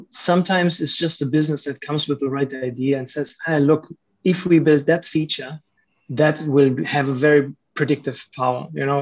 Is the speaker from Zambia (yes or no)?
no; Germany; moved away as an adult; also born or lived in Romania; now in Malaysia; I lived my whole life in, in Germany